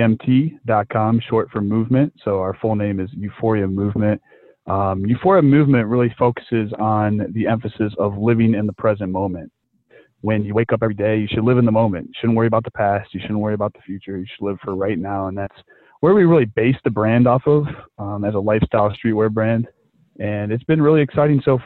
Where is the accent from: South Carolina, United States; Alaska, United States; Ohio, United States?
Ohio, United States; Mentor; I'm from Mentor, Ohio